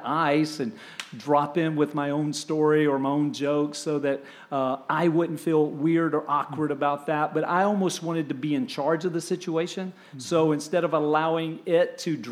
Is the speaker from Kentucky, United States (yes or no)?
no; Kingsport, Tennessee, United States; also born or lived in Anniston, Alabama; now in Tampa, United States; we moved from the Anniston, Oxford, Alabama area all the way to a little place called Kingsport, Tennessee, up in Upper East Tennessee, just east of Knoxville